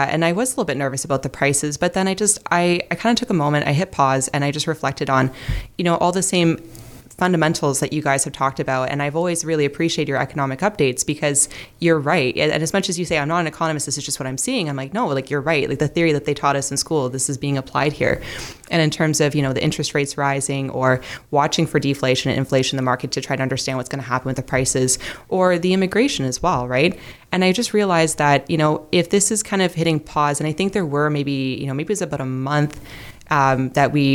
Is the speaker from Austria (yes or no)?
no; Burlington, Ontario, Canada; also born or lived in Hamilton, Ontario; I was born in Hamilton. I grew up mostly in Burlington. So I kind of consider myself as being from Burlington